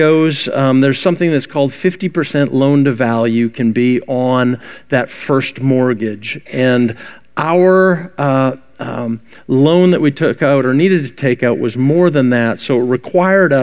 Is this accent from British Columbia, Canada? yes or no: yes; Vancouver, British Columbia, Canada; I grew up in Vancouver, Canada